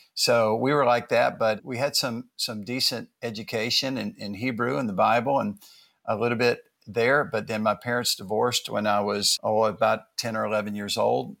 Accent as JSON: {"language": "English", "town": "Atlanta", "region": "Georgia", "country": "United States", "tie": "born or raised there", "moved": "yes", "lives_now": "New York City, United States", "said": "I grew up in the South and was born in Atlanta"}